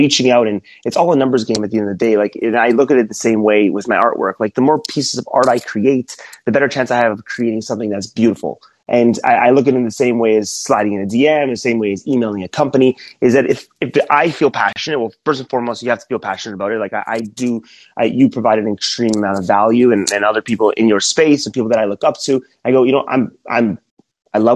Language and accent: English; Toronto, Ontario, Canada; moved away as an adult; also born or lived in Alabama; I'm from Toronto, Canada